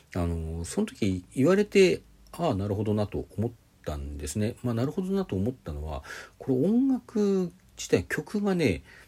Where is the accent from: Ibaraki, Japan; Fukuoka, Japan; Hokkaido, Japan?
Hokkaido, Japan; 私、自分が北海道雪国出身だ